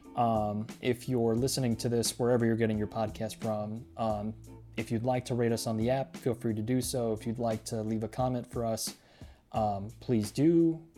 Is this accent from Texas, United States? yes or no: yes; Laredo, Texas, United States; born in Laredo